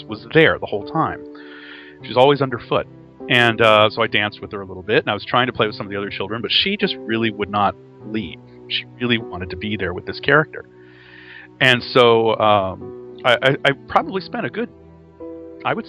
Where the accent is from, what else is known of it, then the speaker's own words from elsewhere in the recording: Texas, United States; I'm from Texas